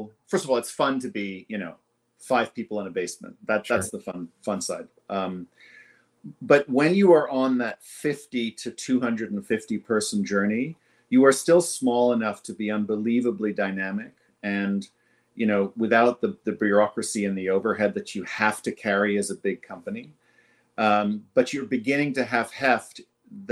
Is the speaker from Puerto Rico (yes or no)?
no; Jamaica; now in Toronto, Canada; I am Jamaican by birth